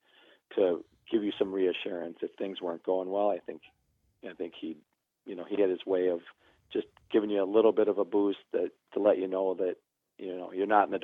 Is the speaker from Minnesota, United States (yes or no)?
yes; Minneapolis, Minnesota, United States; I'm from Minneapolis